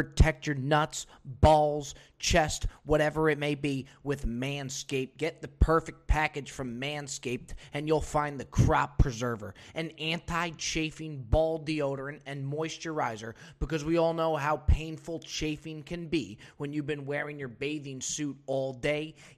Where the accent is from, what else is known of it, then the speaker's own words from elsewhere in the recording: New Jersey, United States; Grew up in Jersey, born and raised in Jersey.